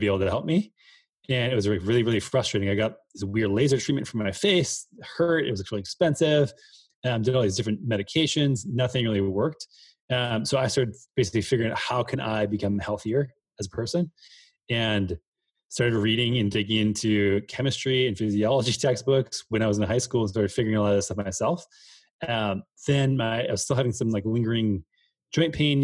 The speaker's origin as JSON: {"language": "English", "region": "Minnesota", "country": "United States", "tie": "born or raised there", "said": "I grew up in the Midwest in Minnesota"}